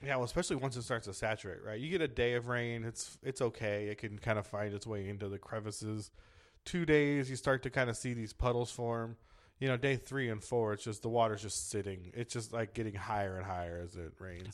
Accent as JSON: {"language": "English", "town": "San Diego", "region": "California", "country": "United States", "tie": "born or raised there", "said": "I'm from San Diego, but yeah, Southern California."}